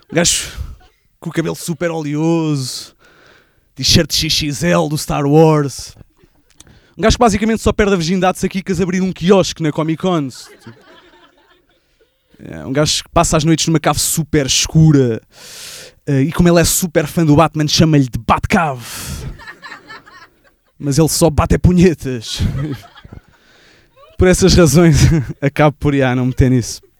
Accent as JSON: {"language": "Portuguese", "town": "Barreiro", "region": "Setúbal", "country": "Portugal", "said": "A, a cena é que eu sou do Barreiro e como o meu carro é gasolina"}